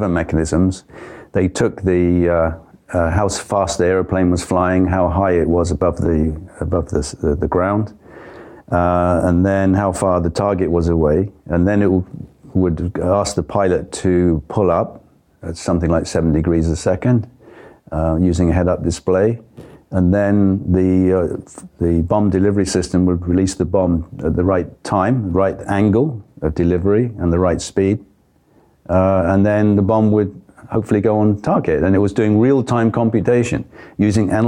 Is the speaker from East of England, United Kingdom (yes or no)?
no; Bournemouth, South West England, United Kingdom; moved away as an adult; also born or lived in Far East; my hometown, Bournemouth